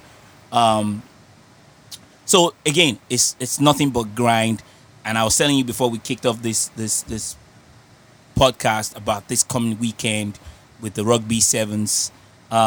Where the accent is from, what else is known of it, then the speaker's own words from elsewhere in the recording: Lagos, Nigeria; now in Los Angeles, United States; we're both from Lagos, Ikeja, so we've been around the same people, we've been in the same places back in Lagos when we were hustling